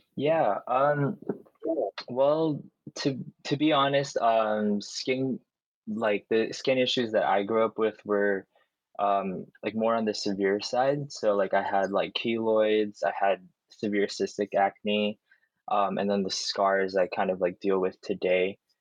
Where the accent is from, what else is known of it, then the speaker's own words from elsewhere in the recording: United States; growing up in America